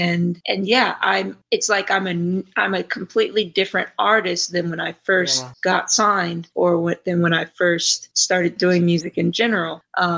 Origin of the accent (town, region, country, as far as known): Detroit, Michigan, United States; also born or lived in New York area; now in Dallas, United States